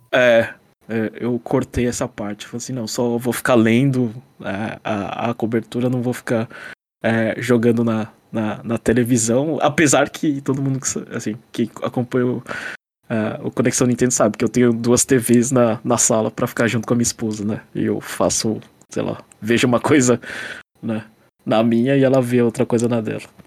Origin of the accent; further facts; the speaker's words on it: Brazil; now in Japan; notícias do Brasil, né? É, eu gosto porque me lembra o quanto, sei lá, tipo, de onde eu vim